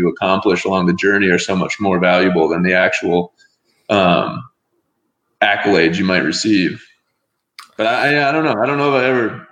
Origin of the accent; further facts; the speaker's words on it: outside of Chicago, Illinois, United States; moved away as an adult; also born or lived in Tucson, Arizona / Chula Vista, California; I grew up outside of Chicago